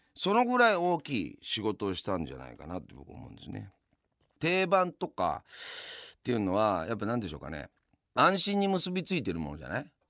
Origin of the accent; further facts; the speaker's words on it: Yamanashi, Japan; now in Tokyo, Japan; 僕は山梨の出身なんで東日本の出身じゃないですか